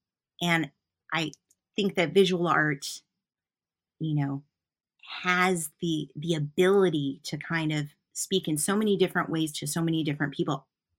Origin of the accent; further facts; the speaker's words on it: Newport, Vermont, United States; I'm a traveling artist, and, you know, I'm from Newport, Vermont. Newport, Vermont's where my home is, my house is.